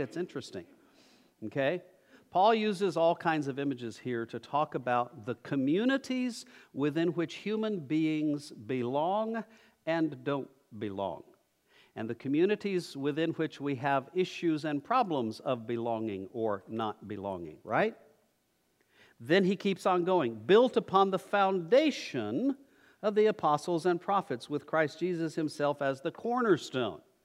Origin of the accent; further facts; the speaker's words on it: New Mexico, United States; moved away; I'm from New Mexico